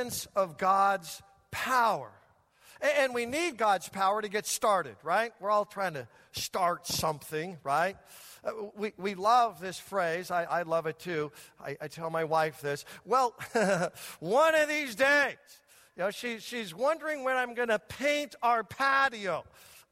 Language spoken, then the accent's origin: English; United States; This American